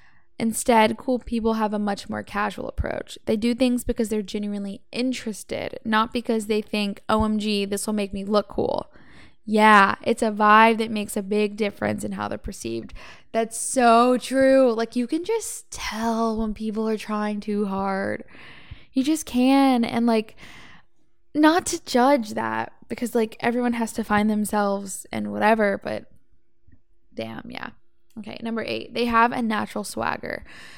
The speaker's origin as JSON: {"language": "English", "town": "Savannah", "region": "Georgia", "country": "United States", "also_born_or_lived": "Atlanta", "lives_now": "Los Angeles, United States", "said": "I come from Savannah and Atlanta, Georgia is where I lived 4 years before LA."}